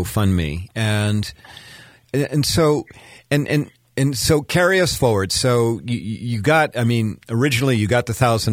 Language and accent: English; Cedar Rapids, Iowa, United States; moved away; I'm originally from Cedar Rapids and my heart still lies in Iowa.